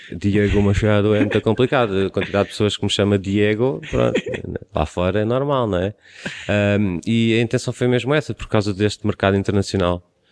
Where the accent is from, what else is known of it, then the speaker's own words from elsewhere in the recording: Cascais, Lisbon, Portugal; de mim como sendo de Cascais, estou na minha terra